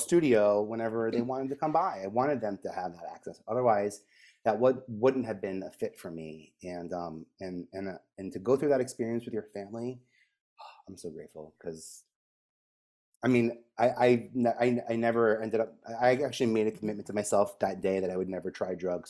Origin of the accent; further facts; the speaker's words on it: New York City, New York, United States; I grew up in Staten Island